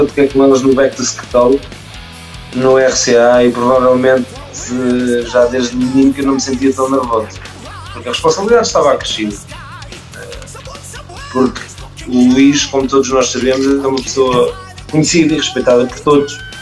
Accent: Malveira, Lisbon, Portugal; eu sou daqui da, da zona de Mafra, sou da Malveira

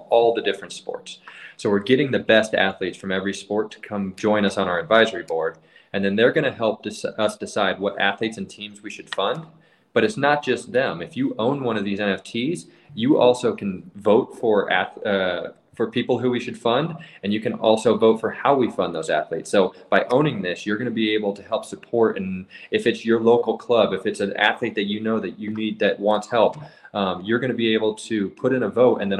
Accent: Parker, Colorado, United States; I grew up in Parker, Colorado

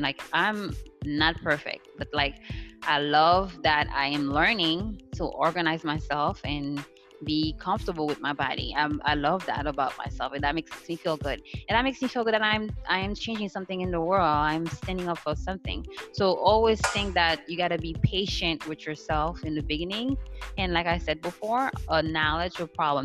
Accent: Haiti; moved away; I grew up in Haiti.

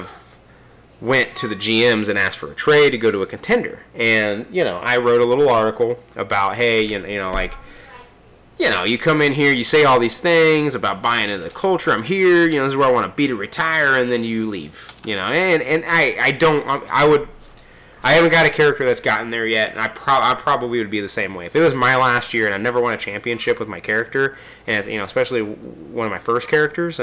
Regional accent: Kansas City, United States; Kansas City is my hometown in real life

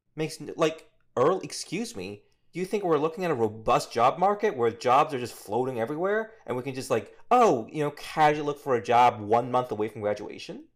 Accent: South Korea; now in United States; I'm from Korea

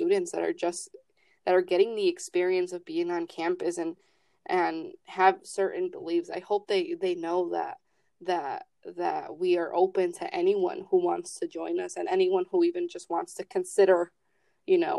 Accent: Chicago, Illinois, United States; I'm from Chicago. I come from a Latino-based community

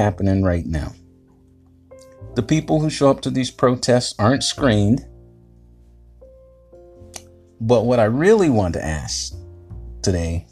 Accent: Fayetteville, North Carolina, United States; moved away; I'm from Fayetnam and I survived 24 years.

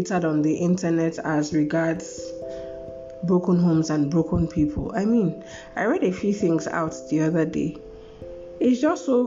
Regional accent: Nigeria; Growing up in Nigeria is tough

